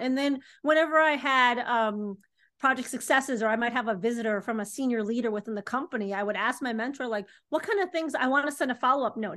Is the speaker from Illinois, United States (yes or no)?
yes; Chicago, Illinois, United States; I'm from Chicago, Illinois. I grew up in the city